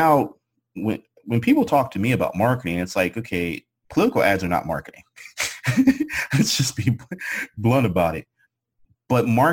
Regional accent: Pittsburgh, Pennsylvania, United States; moved away; growing up and living in Pennsylvania and growing up in Pittsburgh was, everybody knew it as a steel city

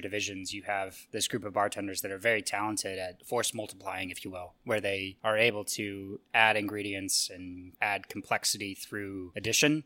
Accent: Casper, Wyoming, United States; moved away as an adult; also born or lived in New York; now in Denver, United States; I was born and raised in Casper, Wyoming

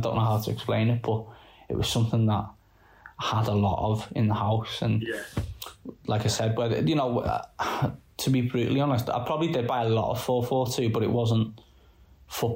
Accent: just outside Liverpool, North West England, United Kingdom; I'm from just outside, and from a new town

